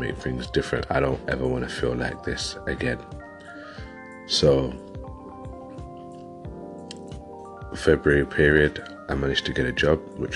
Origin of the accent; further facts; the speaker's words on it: London, United Kingdom; now in West Yorkshire, United Kingdom; I'm originally from London, and I've moved up to West Yorkshire, which was a good few years ago